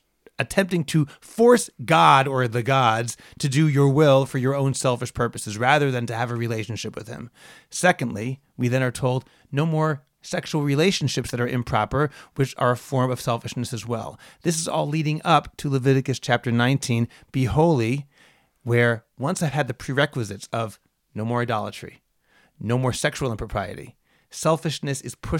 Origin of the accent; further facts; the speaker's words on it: Boston, Massachusetts, United States; I'm from Boston, man.